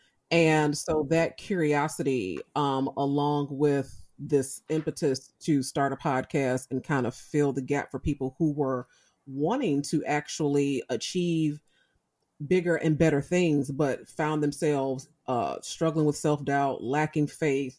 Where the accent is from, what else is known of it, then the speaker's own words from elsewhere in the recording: Chicago, Illinois, United States; I grew up in Chicago